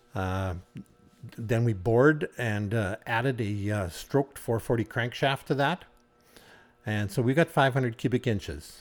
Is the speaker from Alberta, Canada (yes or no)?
no; Cudworth, Saskatchewan, Canada; grew up on the farm